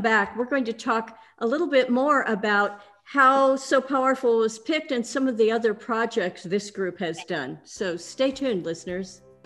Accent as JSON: {"language": "English", "town": "Houston", "region": "Texas", "country": "United States", "tie": "born or raised there", "said": "Houston is my hometown"}